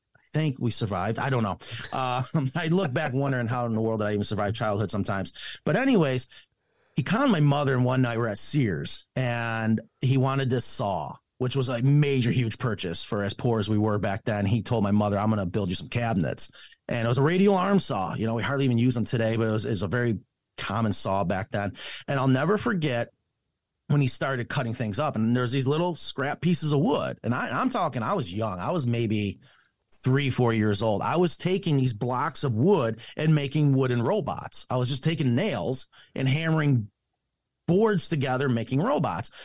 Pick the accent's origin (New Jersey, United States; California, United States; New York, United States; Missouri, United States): New York, United States; Clifton Springs; a little town called Clifton Springs, and I'm telling you, when I say small town, we didn't have a street light